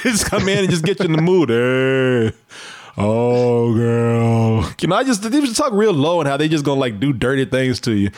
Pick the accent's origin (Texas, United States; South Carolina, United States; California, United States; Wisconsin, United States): Texas, United States; Waco; my hometown, Waco